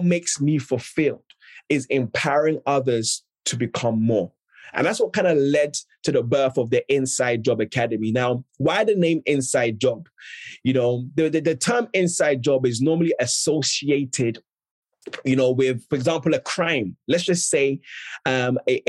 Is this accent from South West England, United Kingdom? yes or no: no; London, United Kingdom; also born or lived in Ghana; I'm originally from Ghana, West Africa, but grew up and was raised in South London